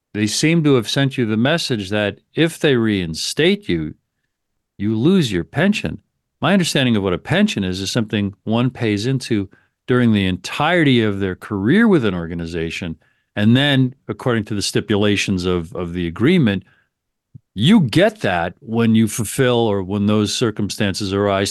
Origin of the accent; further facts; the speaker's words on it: New York, United States; I grew up in and around New York